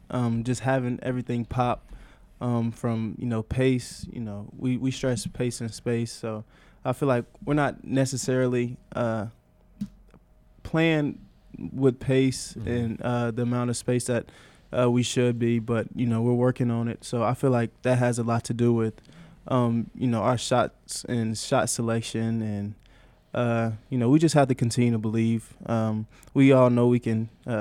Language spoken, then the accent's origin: English; South Carolina, United States; moved away